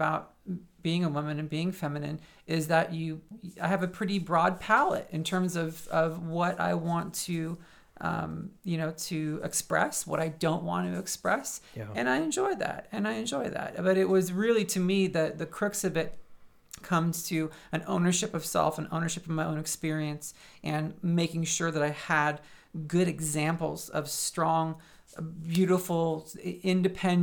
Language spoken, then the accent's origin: English; San Francisco area, California, United States; moved away as an adult; also born or lived in Manhattan, New York; now in Phoenix, United States; I grew up in the shadow of San Francisco.